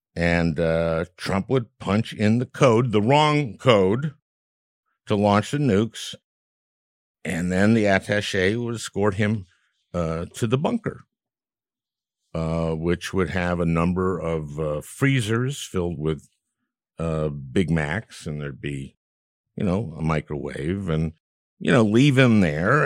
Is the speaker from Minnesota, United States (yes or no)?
yes; Minnesota, United States; my home state of Minnesota